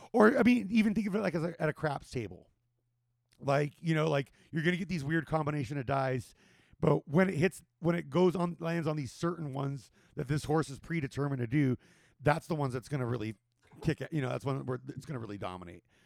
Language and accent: English; Whittier, California, United States; moved away; in Whittier, where I grew up